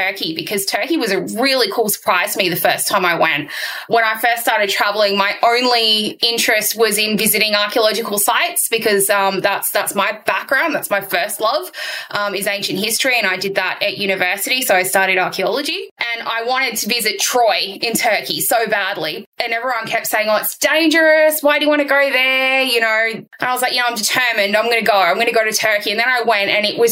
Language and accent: English; Sydney, New South Wales, Australia; I was born and raised in Western Sydney